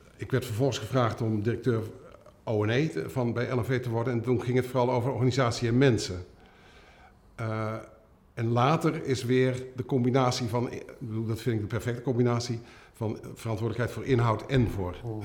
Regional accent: Culemborg, Gelderland, Netherlands; Ik, ik ben geboren in Culemborg, een klein stadje.

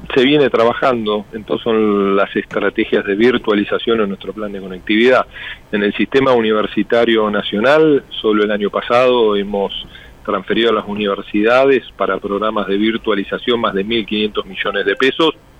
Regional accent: Argentina

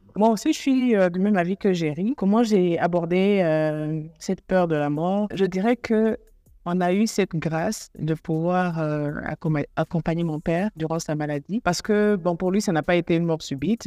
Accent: Burundi; now in Nairobi, Kenya; Je suis burundaise. Euh, je vis actuellement à Nairobi, au Kenya.

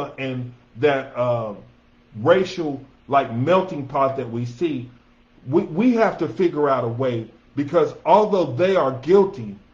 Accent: Denver, Colorado, United States; born or raised there

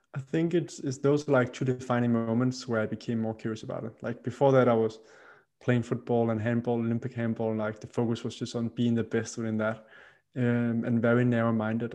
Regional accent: Roskilde, Zealand, Denmark; I grew up in a, in a city outside of the capital city, uh, Roskilde in uh, in Denmark

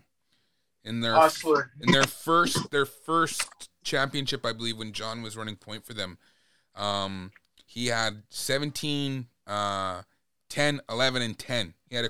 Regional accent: Masset, British Columbia, Canada; It's …. I'm from Massett.

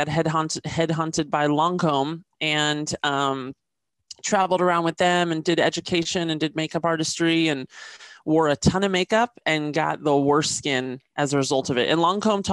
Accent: Washington, District of Columbia, United States; moved away as an adult; now in Los Angeles, United States; I was raised in Washington, D.C.

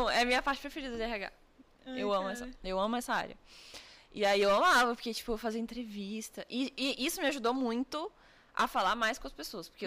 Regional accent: Brasília, Federal District, Brazil; moved away as an adult; eu sou de Brasília.

